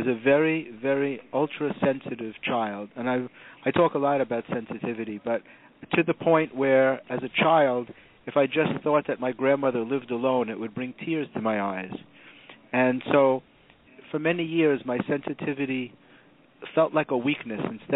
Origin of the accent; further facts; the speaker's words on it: New York City, New York, United States; I grew up in the Bronx in a very middle-class background.